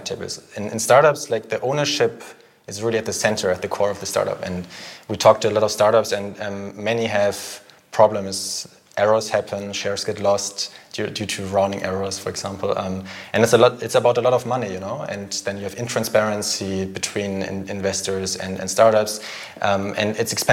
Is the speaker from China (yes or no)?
no; Germany; moved away as an adult; also born or lived in Philippines / Paris, France; now in Zurich, Switzerland; I'm from Germany originally